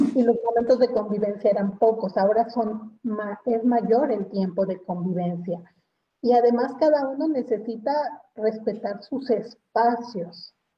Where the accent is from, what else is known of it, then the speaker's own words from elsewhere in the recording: Mexico; como mexicanos